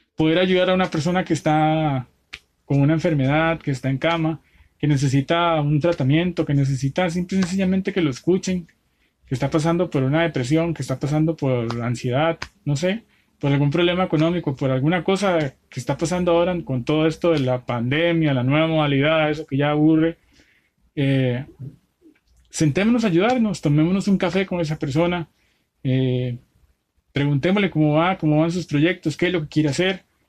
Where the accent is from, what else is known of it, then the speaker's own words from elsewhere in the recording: Costa Rica; yo que soy tico